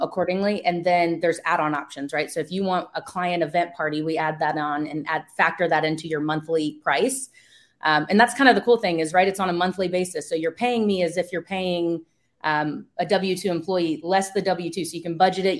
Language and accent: English; East Coast, United States; now in West Coast, United States; I'm from the East Coast, I live in the West Coast now